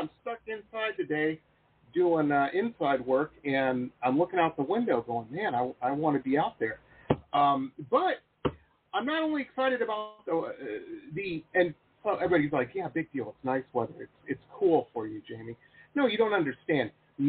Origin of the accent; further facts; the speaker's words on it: Detroit, Michigan, United States; I grew up in Detroit, so I grew up with Motown and a lot of rock music and stuff too.